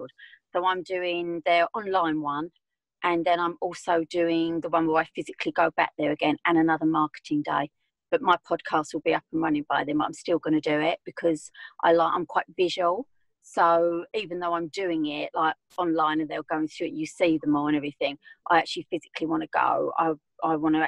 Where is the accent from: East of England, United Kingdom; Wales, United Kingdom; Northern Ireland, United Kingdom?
East of England, United Kingdom; Essex; I'm from Essex, as you can probably tell.